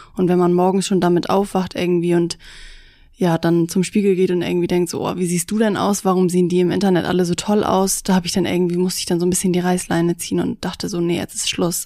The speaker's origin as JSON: {"language": "German", "town": "Busdorf", "region": "Schleswig-Holstein", "country": "Germany", "said": "ich komme aus Bußdorf, das ist in der Nähe von Schleswig"}